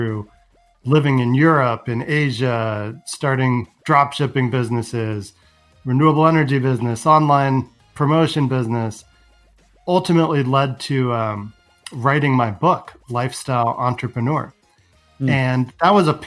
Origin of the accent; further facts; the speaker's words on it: San Francisco, California, United States; I was born in San Francisco, grew up with, you know, a Macintosh